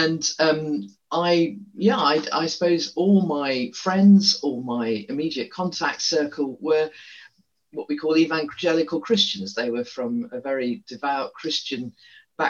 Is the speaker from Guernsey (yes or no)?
yes; Guernsey; moved away as an adult; also born or lived in Paris; I grew up in Guernsey in the Channel Islands in quite a sheltered, conservative place.